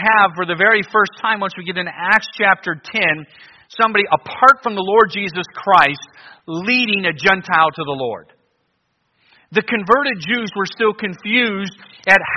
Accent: Cleveland, Ohio, United States; moved away as an adult; also born or lived in New Guinea; I grew up in Cleveland and I liked it.

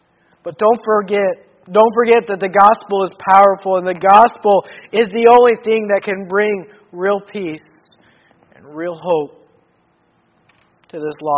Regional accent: Papua New Guinea; I grew up in Papua New Guinea and saw a lot, but I never in growing up in Papua New Guinea have I seen drunkenness like I've seen in Bougainville.

